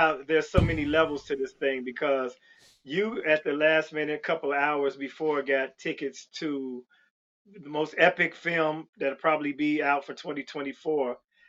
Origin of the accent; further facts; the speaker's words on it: Chicago, Illinois, United States; my hometown, Chicago